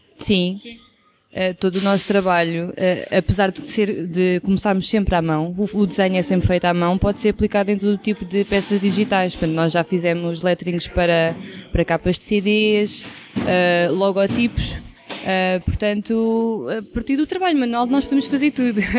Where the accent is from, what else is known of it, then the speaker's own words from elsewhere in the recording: Caldas da Rainha, Centro, Portugal; also born or lived in Lisbon; eu sou das Caldas da Rainha e estudei em Lisboa